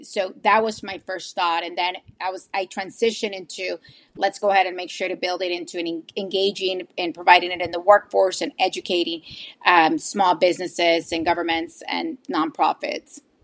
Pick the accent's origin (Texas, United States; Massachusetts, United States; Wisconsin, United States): Texas, United States; McAllen; I'm originally and always been a RGV Valley native. I'm from McAllen. I've been living in McAllen my whole life